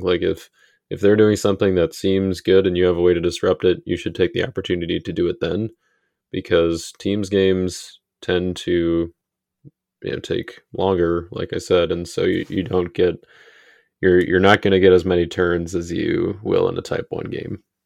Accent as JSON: {"language": "English", "region": "Minnesota", "country": "United States", "said": "I'm a Minnesotan"}